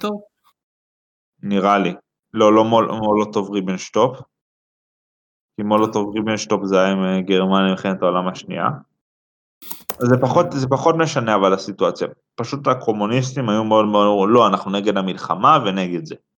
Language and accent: Hebrew; Central District, Israel; אני מהמרכז, 21